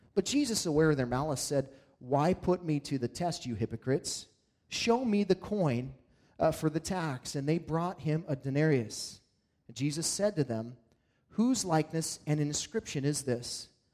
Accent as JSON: {"language": "English", "region": "Montana", "country": "United States", "tie": "born or raised there", "said": "as a kid in, growing up in Montana"}